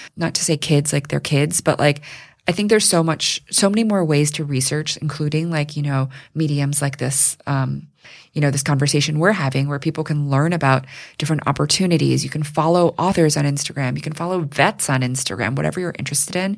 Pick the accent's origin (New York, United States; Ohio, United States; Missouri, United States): New York, United States; New York City; I grew up here in New York City